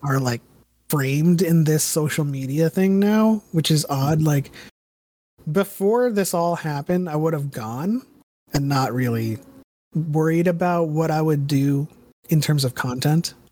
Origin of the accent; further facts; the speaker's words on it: United States; now in California, United States; I grew up in the Bronx in New Jersey, and, and I come from there, and then I moved to California two thousand six